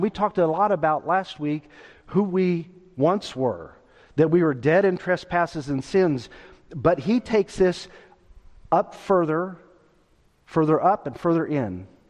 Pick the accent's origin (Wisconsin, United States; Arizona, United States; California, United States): California, United States; Stockton; born there; when I was growing up, I was born in Stockton, California. And from the moment that I was born until Gail and I were married years later, moved 12 times.